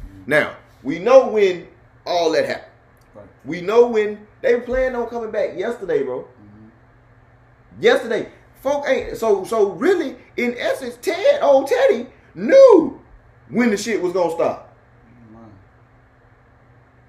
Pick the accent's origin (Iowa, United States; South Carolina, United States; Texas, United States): Texas, United States; Houston; now in Virginia, United States; Live in Virginia, but my hometown is Texas.